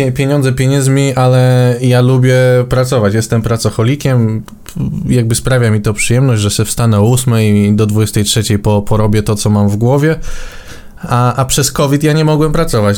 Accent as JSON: {"language": "Polish", "town": "Warsaw", "region": "Masovian Voivodeship", "country": "Poland", "tie": "born or raised there", "said": "u nas w Warszawie"}